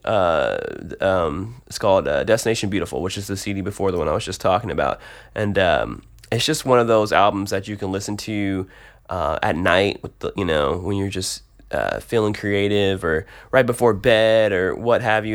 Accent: Detroit, Michigan, United States; moved away as an adult; also born or lived in Tulsa, Oklahoma; now in Nashville, United States; I grew up in Detroit. I uh, stayed there till I was about 18.

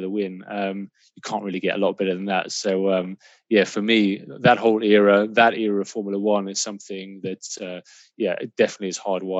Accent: Kyalami, Gauteng, South Africa; moved away; I grew up in South Africa. I actually grew up in Kyalami, so literally a stone's throw from the circuit.

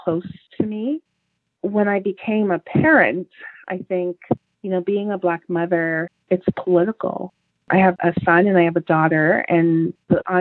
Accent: Toronto, Ontario, Canada; I grew up in Jane and Finch, which in Toronto

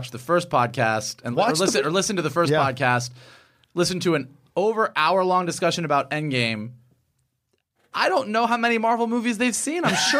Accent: Florida, United States; moved away; we're from Florida.

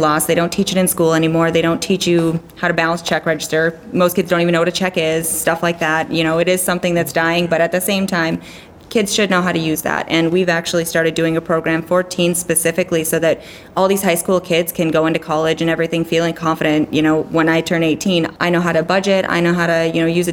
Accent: Wisconsin, United States; now in Fairbanks, United States; I grew up in Wisconsin

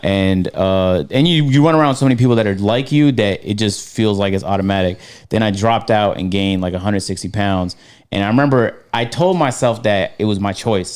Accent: Canada; now in United States; I'm from Canada, so uh, I love Canada with a passion. I'm gonna move back to when I make, when I get my money up

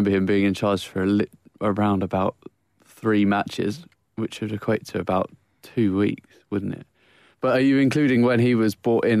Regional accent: Chelmsford, East of England, United Kingdom; I come from Chelmsford in Essex.

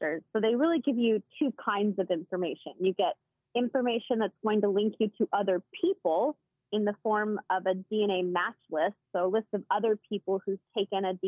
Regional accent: Washington, United States; I grew up in Washington State and have one older sister.

